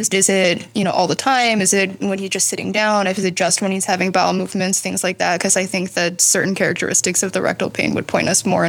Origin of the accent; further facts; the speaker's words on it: Nashville, Tennessee, United States; moved away as an adult; also born or lived in New Haven; now in Chicago, United States; I grew up in Nashville, Tennessee.